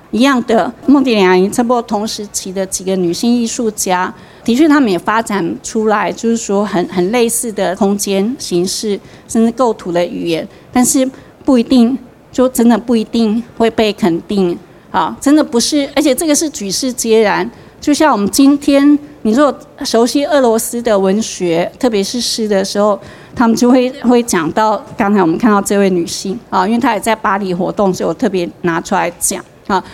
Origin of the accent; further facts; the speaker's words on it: Taichung, Taiwan; 我台中人